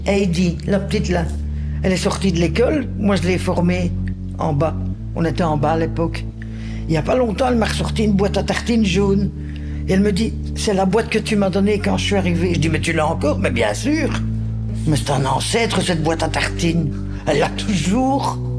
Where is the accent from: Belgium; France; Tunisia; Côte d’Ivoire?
Belgium; Anderlecht, Brussels-Capital Region; Je suis d'Anderlecht